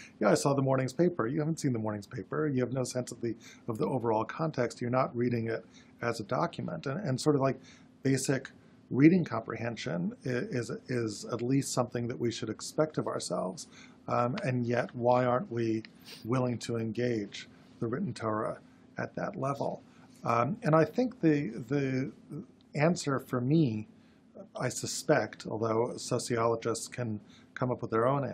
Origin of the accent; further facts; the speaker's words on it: Berkeley, California, United States; I grew up in Berkeley, California